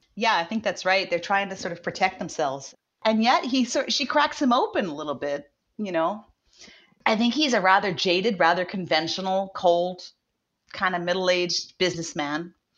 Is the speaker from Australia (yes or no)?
no; Hawaii, United States; somebody who grew up in Hawaii